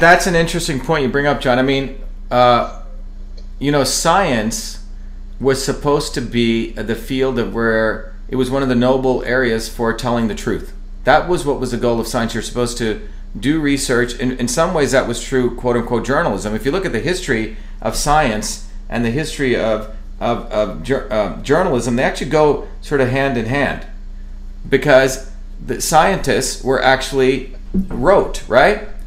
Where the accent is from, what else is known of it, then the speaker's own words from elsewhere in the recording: United States; also born or lived in India; I've been here since I was a kid, seven year old kid